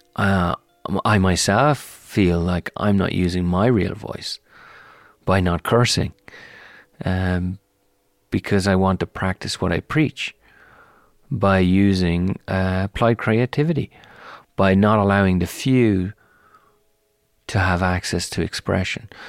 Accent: Ireland; now in United States; I'm Irish and I'm American

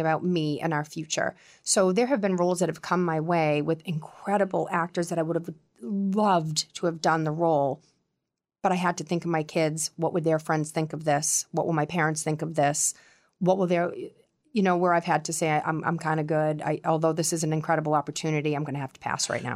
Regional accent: Quincy, Massachusetts, United States; accent: Boston; now in Scituate, United States; I grew up in Quincy

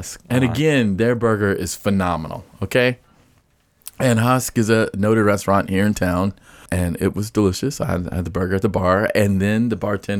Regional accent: the South, United States; I'm from the South.

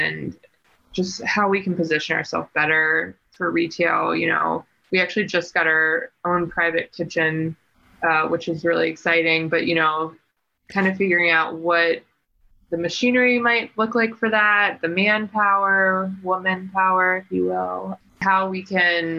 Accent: East Coast, United States; moved away; I'm from the East Coast

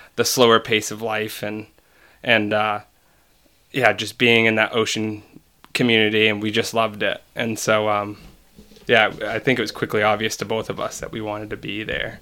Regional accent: Cutler, Maine, United States; also born or lived in Augusta, Maine; My family's from down east. We're, we're from Cutler, Cutler, Maine

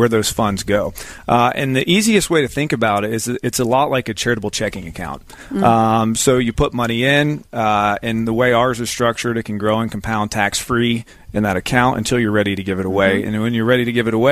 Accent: Zephyrhills, Florida, United States; I grew up in Zephyr Hills, kind of right up the road.

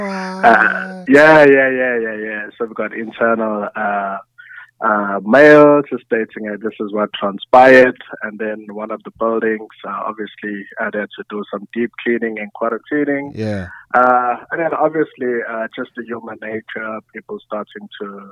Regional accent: Durban, KwaZulu-Natal, South Africa; I'm from Durban, a beautiful city in South Africa

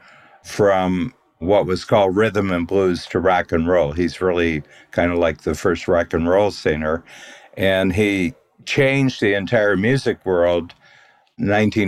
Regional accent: Northern Ohio, United States; we're both from Northern Ohio

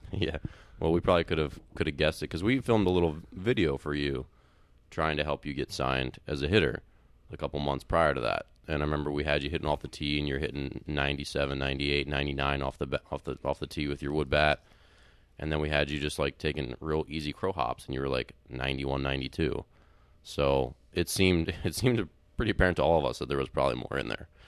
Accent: Maryland, United States; moved away; I grew up in Maryland

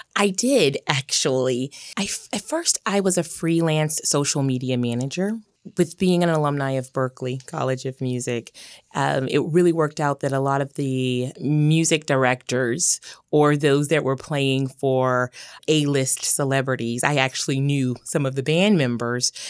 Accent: Memphis, Tennessee, United States; accent: Southern; moved away as an adult; also born or lived in Boston; I was born and raised in Memphis, Tennessee. Love my hometown

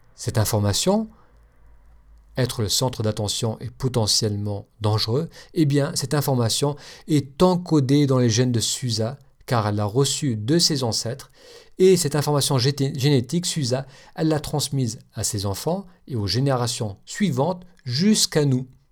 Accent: France; accent: French; moved away; mon accent français

